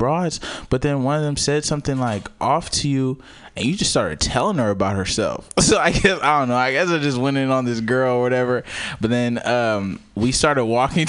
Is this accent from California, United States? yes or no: yes; California, United States; I'm from Cali